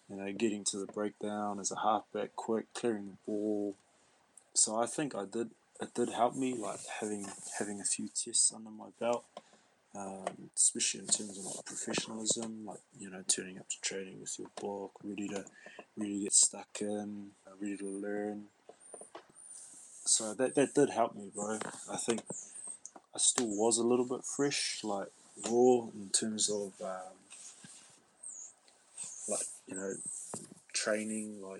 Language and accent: English; Waikato, New Zealand; I'm I'm from Waikato, and it sort of it sort of worked out quite well. All my mum's side were all from South Waikato.